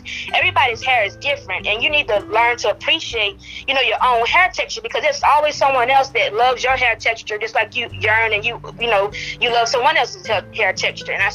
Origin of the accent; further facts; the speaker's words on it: Ringgold, Louisiana, United States; I'm from Ringo, Louisiana, very small town